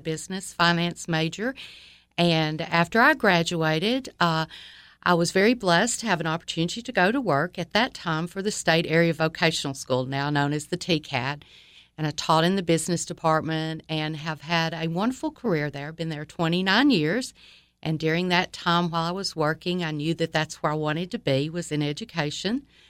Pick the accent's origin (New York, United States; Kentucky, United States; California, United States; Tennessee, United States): Tennessee, United States; Livingston; also born or lived in Troy, Alabama; I grew up in Livingston, Tennessee, spent um, my life there, most of it.